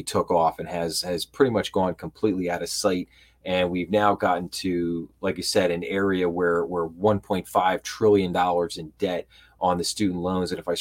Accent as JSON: {"language": "English", "town": "Philadelphia", "region": "Pennsylvania", "country": "United States", "said": "I'm from the Philadelphia area, so I'm a huge Philadelphia sports fan"}